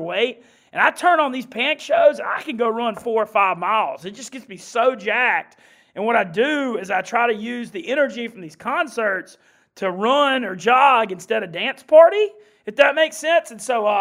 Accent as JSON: {"language": "English", "town": "Monroe", "region": "Louisiana", "country": "United States", "moved": "as an adult", "lives_now": "Oxford, United States", "said": "I'm from Monroe, Louisiana, so that's North Louisiana"}